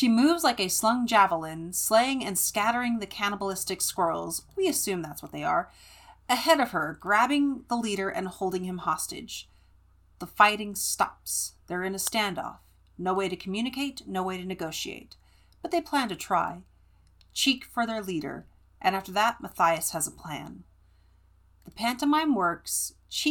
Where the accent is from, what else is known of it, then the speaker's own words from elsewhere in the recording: California, United States; I grew up in California